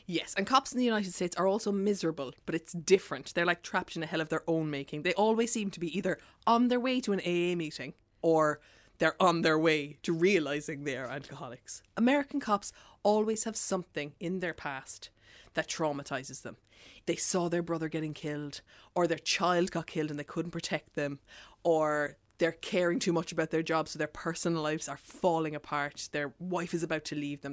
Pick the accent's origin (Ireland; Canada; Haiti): Ireland; our inherited trauma as Irish people